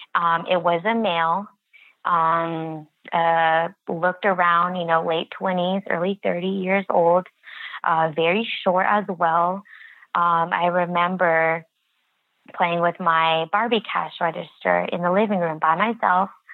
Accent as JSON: {"language": "English", "country": "United States", "tie": "born or raised there", "said": "I am Native American and I grew up on the reservation all my life"}